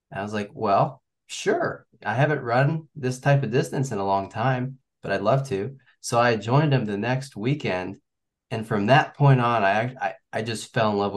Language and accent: English; Kansas City, Missouri, United States; moved away as an adult; now in Virginia Beach, United States; I'm from Missouri, Kansas City area. I uh, went to high school there and also college. I went to KU. So yeah, with uh, the pandemic in 2020, we actually packed up and moved out to Virginia Beach